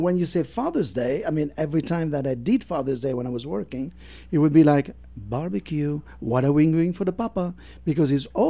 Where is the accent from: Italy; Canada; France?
France; moved away; I'm from France